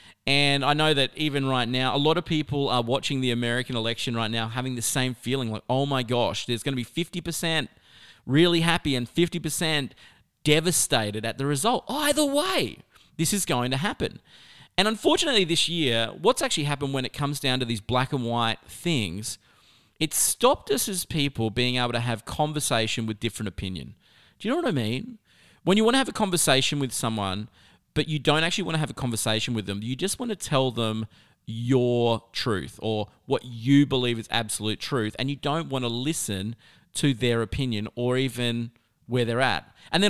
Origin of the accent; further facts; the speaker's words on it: South Australia, Australia; born there; I used to always say, well, I was born in South Australia, so I could, you know, really swing either side.